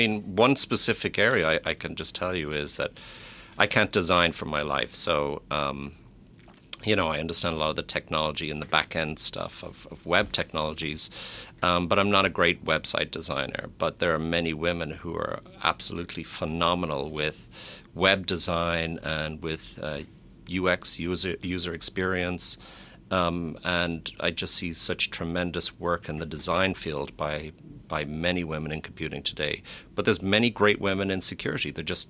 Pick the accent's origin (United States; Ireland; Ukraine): Ireland; Of course, I'm biased coming from Ireland